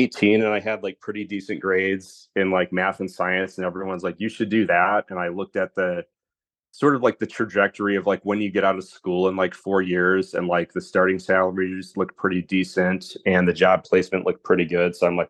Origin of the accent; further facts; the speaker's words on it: Bellaire, Michigan, United States; I grew up in Bel Air, which is like about an hour away from Traverse City. So Traverse City is like the closest big city.